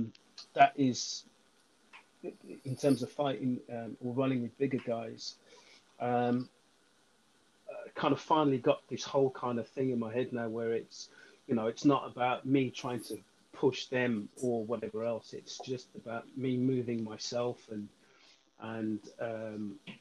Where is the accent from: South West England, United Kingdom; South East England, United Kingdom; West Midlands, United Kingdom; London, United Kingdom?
West Midlands, United Kingdom; Birmingham; even though I'm from Birmingham.